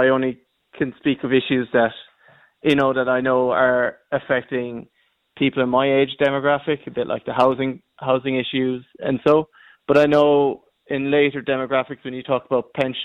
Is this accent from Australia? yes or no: no; County Kerry, Munster, Ireland; I come from Clorglan in County Kerry.